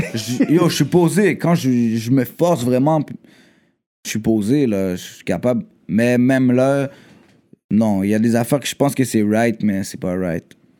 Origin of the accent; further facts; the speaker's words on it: Quebec, Canada; Je suis Québécois